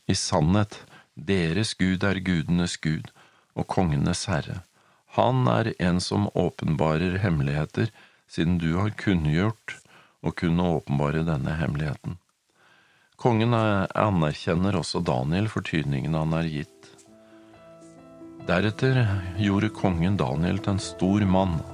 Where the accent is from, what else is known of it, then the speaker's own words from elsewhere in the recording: Norway; now in United States; Selv om jeg er i USA, så er jeg norsk. Jeg har norsk pass.